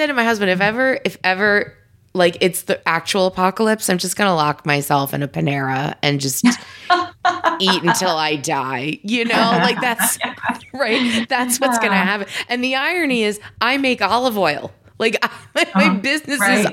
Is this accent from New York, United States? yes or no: yes; New York, United States; I grew up in New York, and I grew up in Italian families